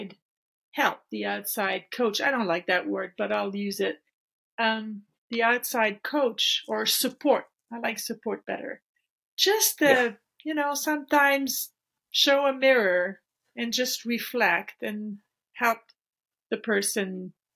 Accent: French part of Canada, Quebec, Canada; I was born and raised here in the French part of Canada, and small town

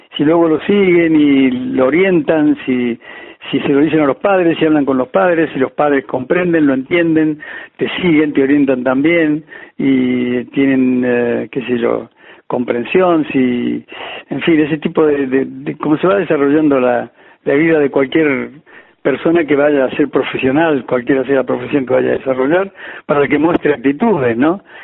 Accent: Cruz del Eje, Córdoba, Argentina; moved away as an adult; also born or lived in Madrid, Spain; Cruz de Eje, al lugar donde yo nací

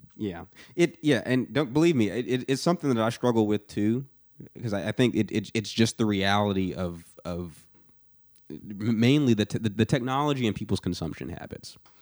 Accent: Atlanta, Georgia, United States; moved away as an adult; now in Nashville, United States; somebody that grew up in the metro Atlanta area

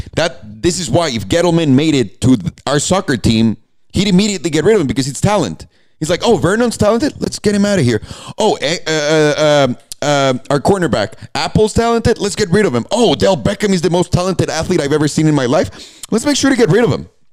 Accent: Mexico; In the middle of Mexico, and I'm like, I'm from here.

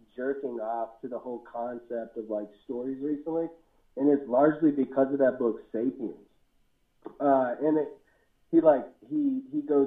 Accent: Waynesboro, United States; I was born in Waynesboro and in a place on New Hope Road initially

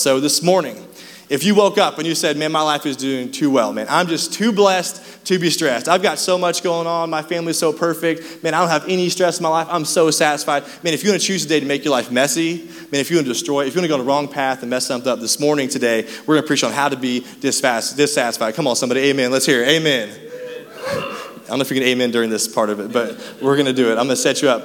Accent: Raytown, Missouri, United States; we grew up in Raytown

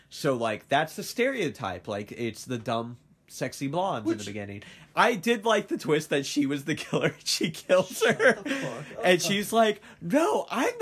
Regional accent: Ohio, United States; we're from Ohio

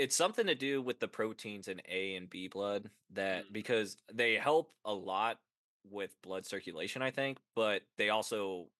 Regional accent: Missouri, United States; We're from Missouri.

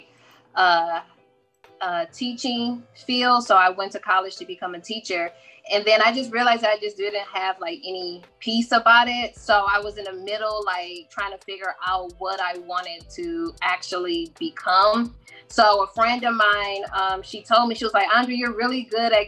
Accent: Michigan, United States; I am from Michigan

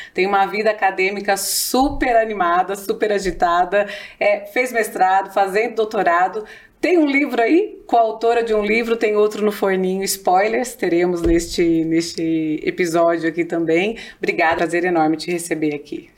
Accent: Campinas, São Paulo, Brazil; accent: interior paulista R; vou puxar o R o tempo todo, porque eu sou de Campinas, né? Então, tô aqui do interior

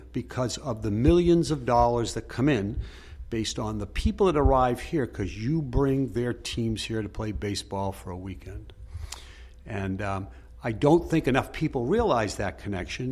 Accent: Lynn, Massachusetts, United States; I grew up in Lynn, Massachusetts, and we went to Fenway Park on a regular basis.

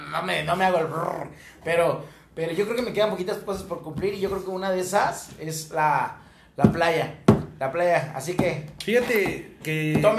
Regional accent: Mexico; como mexicano

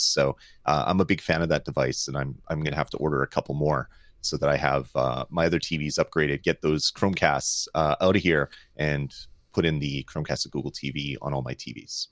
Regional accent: Canada; I love Canada. I love being Canadian.

